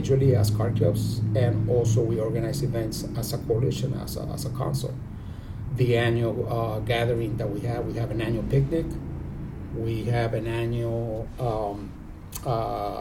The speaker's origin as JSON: {"language": "English", "town": "San Diego", "region": "California", "country": "United States", "tie": "born or raised there", "said": "I'm originally from San Diego. I was born and raised here. I grew up on the South Side in the South Bay, particularly in San Isidro"}